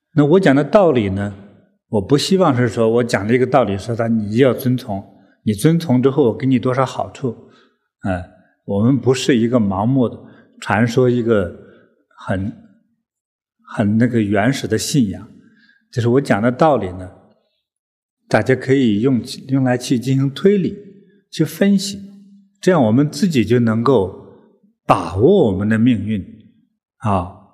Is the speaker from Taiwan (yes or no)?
no; China; 我们中国人都知道一个历史的小故事